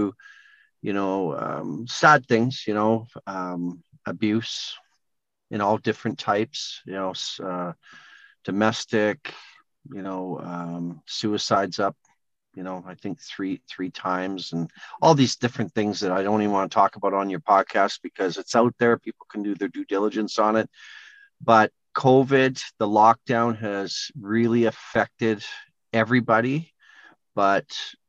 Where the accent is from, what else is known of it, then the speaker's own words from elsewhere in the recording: Edmonton, Alberta, Canada; I grew up in Edmonton, Alberta